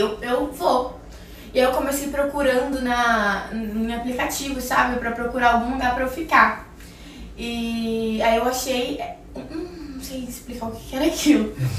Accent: Campos dos Goytacazes, Rio de Janeiro, Brazil; moved away; lá na minha cidade, que eu sou do interior do Rio, eu morava em Campos dos Goitacazes.

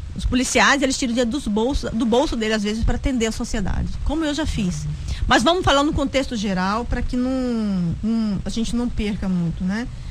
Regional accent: Mato Grosso, Brazil; eu, como uma boa matogrossense

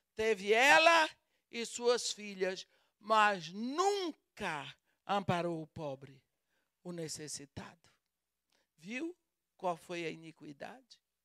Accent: Brazil; accent: Brazilian; o meu sotaque denuncia que eu sou brasileira. Eu falo português com sotaque brasileiro

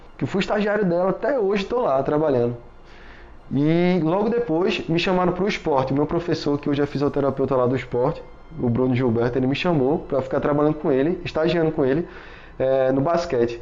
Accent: Recife, Pernambuco, Brazil; eu sou daqui de Recife, pelo amor de Deus, eu não sou carioca não

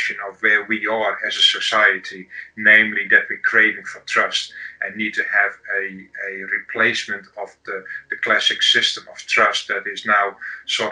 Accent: Amsterdam, North Holland, Netherlands; I'm from Amsterdam in the Netherlands

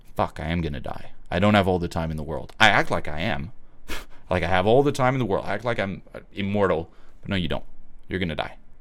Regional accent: Switzerland; moved away; I'm originally from Switzerland

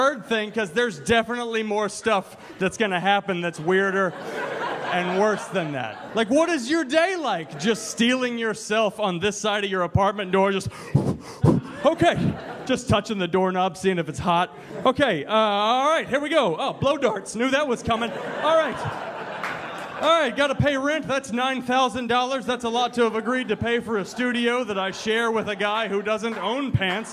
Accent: Houston, Texas, United States; now in New York, United States; I'm from Texas originally. Houston

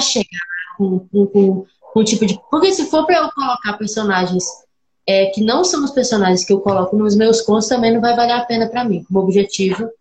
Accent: Minas Gerais, Brazil; eu sou de uma cidade do de Minas, aqui tem 5 mil habitantes.

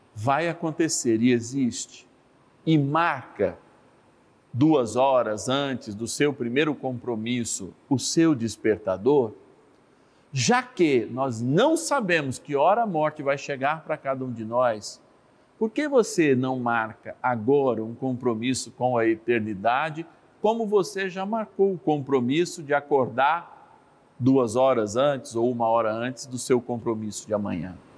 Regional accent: São Paulo, Brazil; eu, como paulistano, nasci em São Paulo

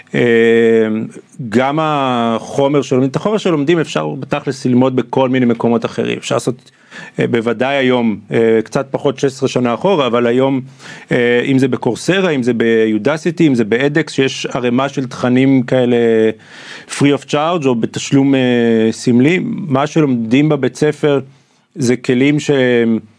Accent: Israel; moved away as an adult; also born or lived in Atlanta, United States; המקום הזה שגדלתי בו

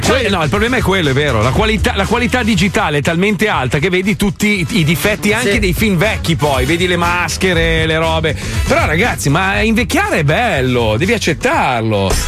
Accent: northern Italy, Italy; also born or lived in Emilia-Romagna; io sia settentrionale

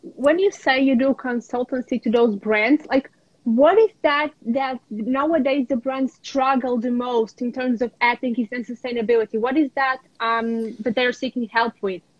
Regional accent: a small village around Lviv, Lviv Oblast, Ukraine; also born or lived in New York / Porto, Portugal; now in Portugal; I'm in my hometown. Um, this is where I was born in a small village around the big city of Lviv.

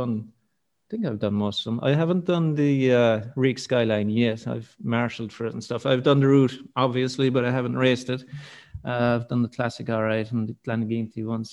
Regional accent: Killarney, Munster, Ireland; born and raised in Killarney

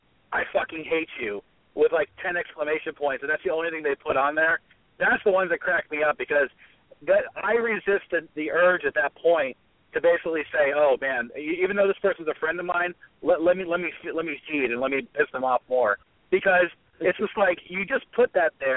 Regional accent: Florida, United States; now in Pittsburgh, United States; I actually grew up in Florida. I live in Pittsburgh now.

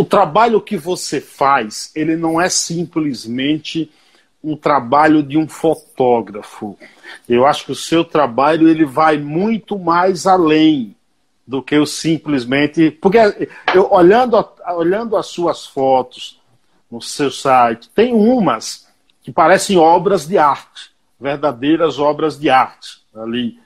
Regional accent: Paiaiá, Bahia, Brazil; O Paiaiá, que dá nome a esse programa, é um povoado, um vilarejo na Bahia, onde eu nasci

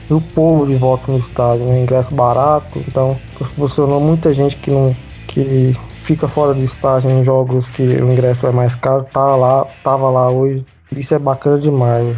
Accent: interior of Minas Gerais, Brazil; Eu cresci longe de Mineirão, Independência, tinha no interior

